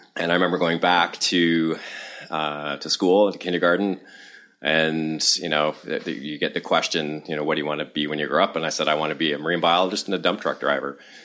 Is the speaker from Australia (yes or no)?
no; Toronto, Ontario, Canada; now in Amherst, United States; I was born in Toronto, Canada, and I spent a lot of time, uh, kicking around Southern Ontario and up in the Corthas